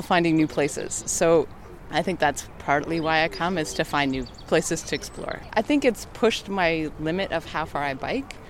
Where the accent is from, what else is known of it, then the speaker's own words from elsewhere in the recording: Ottawa, Ontario, Canada; I grew up in Ottawa. I've been here all my life